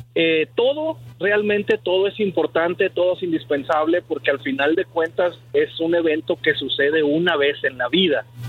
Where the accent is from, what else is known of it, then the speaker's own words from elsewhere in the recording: San Luis Potosí, Mexico; moved away; also born or lived in Matamoros, Tamaulipas / Ciudad Victoria, Tamaulipas; soy de San Luis Potosí, pero me casé con una dama tamaulipeca.